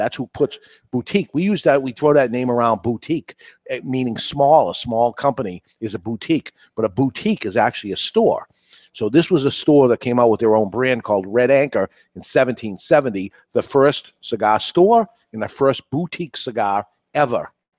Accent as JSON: {"language": "English", "town": "Salem", "region": "New Hampshire", "country": "United States", "said": "I'm from Salem, New Hampshire."}